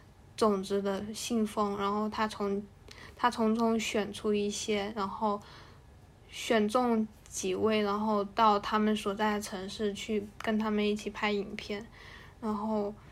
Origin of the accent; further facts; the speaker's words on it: Hainan, China; 我不是台湾人，我来自海南。